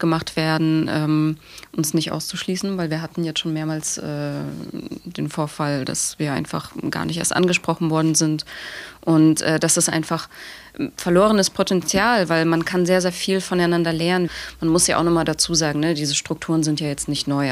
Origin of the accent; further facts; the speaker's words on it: Dresden, Saxony, Germany; ich bin tatsächlich in Dresden aufgewachsen.